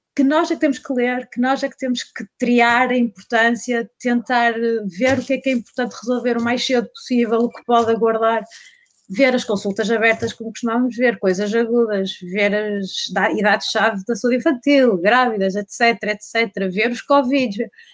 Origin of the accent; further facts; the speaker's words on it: North, Portugal; moved away as an adult; eu sou do Norte, vim para Alberca